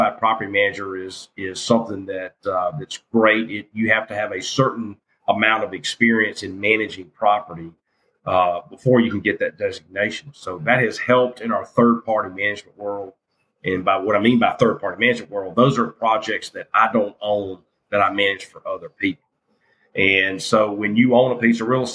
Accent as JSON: {"language": "English", "town": "Jackson", "region": "Mississippi", "country": "United States", "tie": "born or raised there", "said": "I grew up in South Jackson and went to Wingfield High School, People's Junior High."}